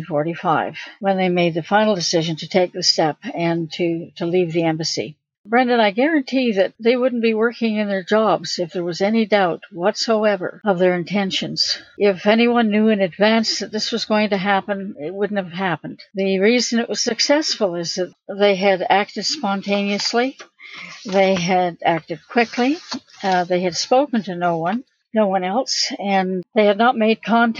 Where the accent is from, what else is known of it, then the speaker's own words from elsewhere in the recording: Oshawa, Ontario, Canada; It was there that I was born in December 1945